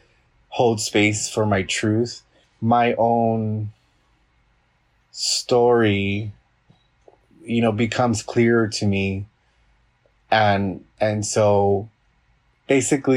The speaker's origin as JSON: {"language": "English", "town": "Los Angeles", "region": "California", "country": "United States", "tie": "born or raised there", "said": "I was born and raised in Los Angeles"}